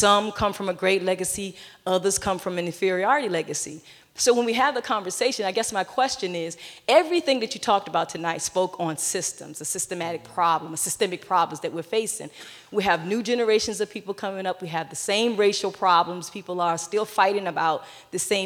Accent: Virginia, United States; I am from Virginia, and I am a student of the public school system

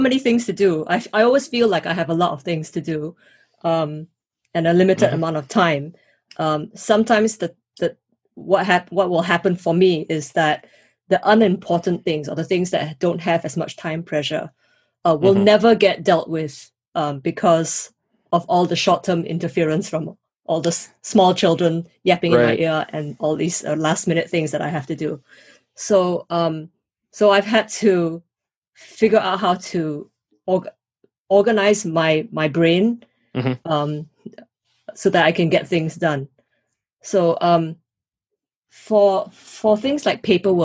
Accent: Singapore; moved away as an adult; also born or lived in United States; now in United Kingdom; grew up in Singapore, and I've had the opportunity to study and live in the US as well as in the UK

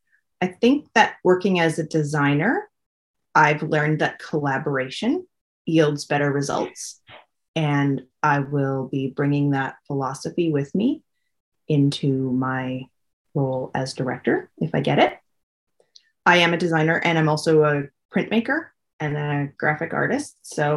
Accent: British Columbia, Canada; now in Quadra Island, Canada; I grew up on Vancouver Island. I've lived on Quadra Island for 28 years now.

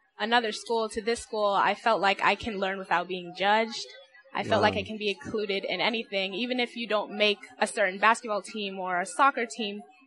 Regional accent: Washingtonville, New York, United States; I'm from Washingtonville, New York.

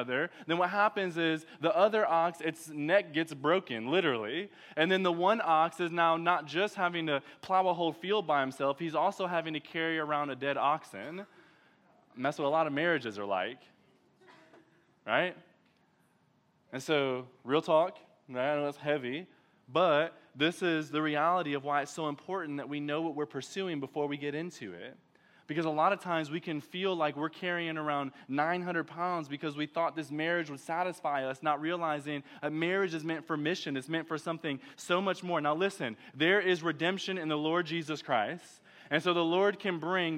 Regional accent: Detroit, Michigan, United States; now in Texas, United States; I'm from Detroit.

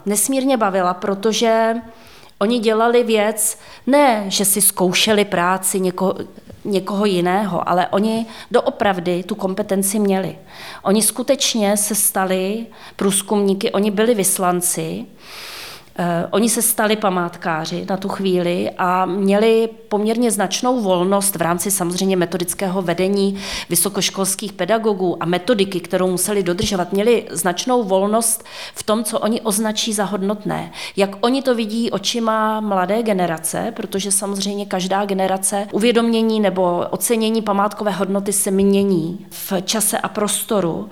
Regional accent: Netolice, South Bohemian Region, Czechia; já pocházím z kraje eh, od Netolic, kde je Kratochvíle

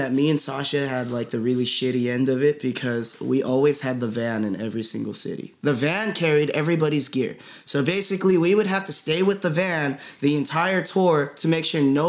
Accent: Philippines; I'm Filipino.

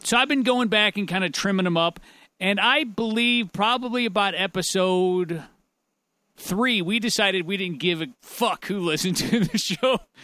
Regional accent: United States; I call myself an American

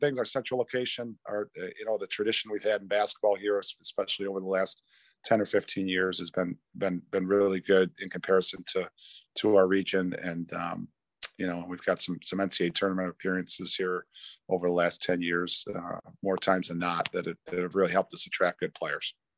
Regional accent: New York, United States; I'm a New Yorker.

